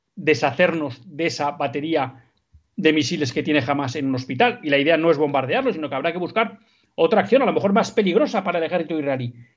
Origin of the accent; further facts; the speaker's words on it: Basque Country, Spain; en el País Vasco, en mi tierra